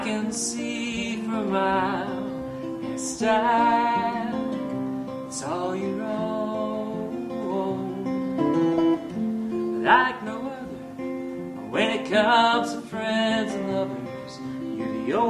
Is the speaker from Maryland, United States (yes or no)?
yes; Baltimore, Maryland, United States; growing up in Baltimore and with my brother having this band